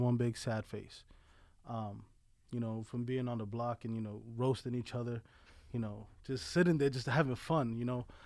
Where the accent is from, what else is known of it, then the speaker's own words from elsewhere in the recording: New York City, New York, United States; moved away as an adult; also born or lived in Colorado / Pennsylvania; now in Delaware County, Pennsylvania, United States; Born and raised in the South Bronx, Sunview Projects